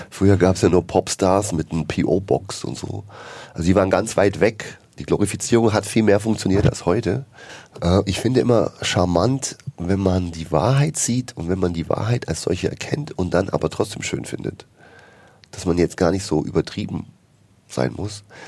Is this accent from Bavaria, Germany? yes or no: yes; Bavaria, Germany; now in Berlin, Germany; ich komme ja aus Bayern, ja, bin ja dort geboren, katholisch aufgewachsen